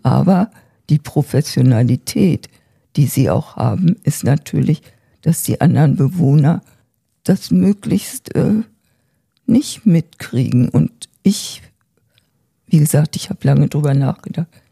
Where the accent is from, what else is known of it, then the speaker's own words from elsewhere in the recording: Germany; hier bei uns in Deutschland